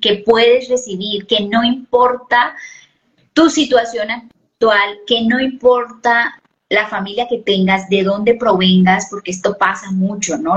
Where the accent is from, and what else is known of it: Colombia